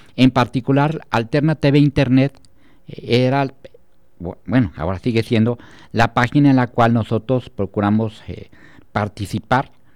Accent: Celaya, Guanajuato, Mexico; quienes somos de Celaya

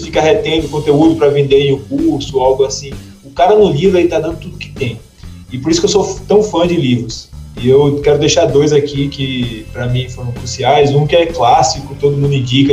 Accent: Brazil

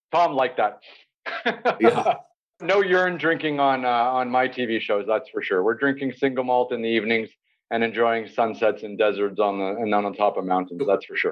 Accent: Toronto, Ontario, Canada; now in Istanbul, Turkey; I grew up in Toronto, Canada

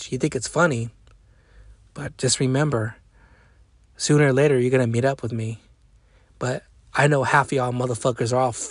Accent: Long Beach, California, United States; also born or lived in Modesto / Bay Area / Wilmington; I was brought up in Long Beach. I was brought up in Modesto. I was brought up in the in the Bay Area. I was brought up in the Harbor area in, in Wilmington, California, or certain certain areas and cities I used to live back in the day.

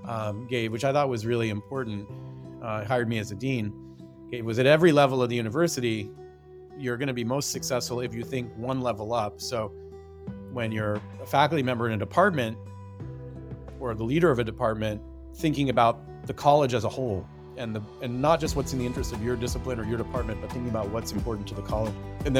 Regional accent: Puyallup, Washington, United States; Yeah, I grew up in Puyallup, which is about, you know, I used to say 45 minutes south of here, but I think it's grown in in the commuting time. It's about 30 miles southeast of Seattle.

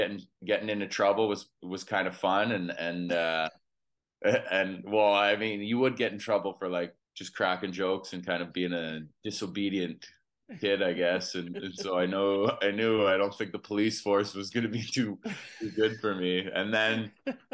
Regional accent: Edmonton, Alberta, Canada; I grew up in Edmonton, Alberta, Canada

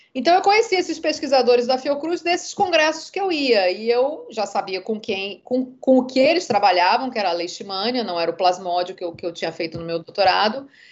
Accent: Rio de Janeiro, Brazil; moved away as an adult; also born or lived in São Paulo / England; now in Salvador, Brazil; sou nascida em São Paulo, criada no Rio de Janeiro, moradora da Bahia já tem 23 anos.

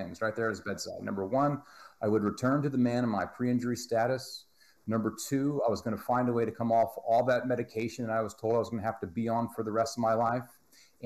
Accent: Texas, United States; I'm from Texas

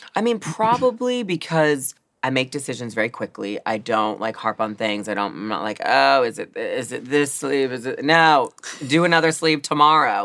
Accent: Baltimore, Maryland, United States; Growing up in Baltimore City, we're like kind of the opposite where I was more the minority

